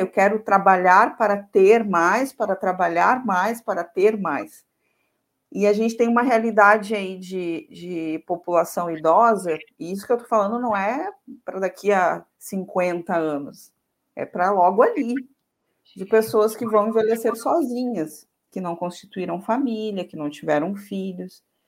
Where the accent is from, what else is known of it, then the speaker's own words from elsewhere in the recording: Santana do Livramento, Rio Grande do Sul, Brazil; eu sou natural de Santana do Livramento, que é uma cidade bem do interior